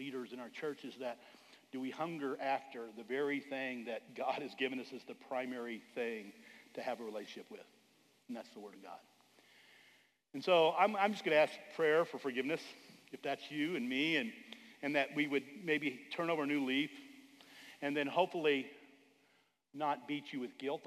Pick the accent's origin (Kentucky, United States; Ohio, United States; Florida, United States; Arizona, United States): Arizona, United States; back in the day in the 70s when I was growing up in Arizona